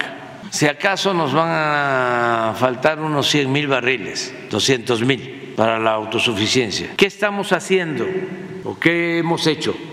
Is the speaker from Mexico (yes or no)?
yes; Tepetitán, Tabasco, Mexico; cuando éramos niños, jóvenes, ya Tepeitán, mi pueblo, y en Tabasco en general